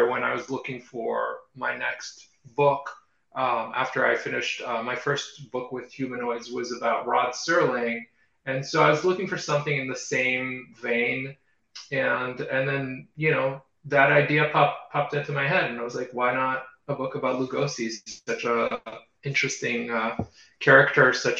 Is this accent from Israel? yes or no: yes; Israel; moved away; I grew up in Israel